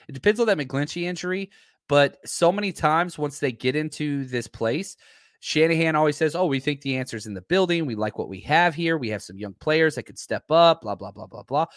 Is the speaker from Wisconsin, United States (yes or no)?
no; Texas, United States; I'm from Texas